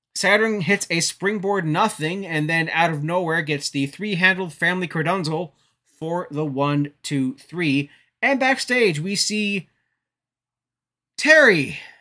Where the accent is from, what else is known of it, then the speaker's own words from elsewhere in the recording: Canada; I'm a Canadian